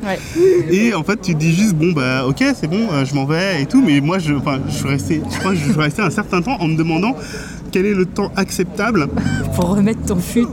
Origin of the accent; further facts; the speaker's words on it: France; je suis français